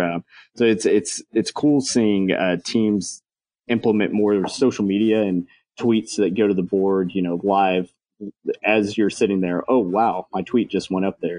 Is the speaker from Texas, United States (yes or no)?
yes; Texas, United States; also born or lived in Maryland; now in Frisco, United States; I'm from Texas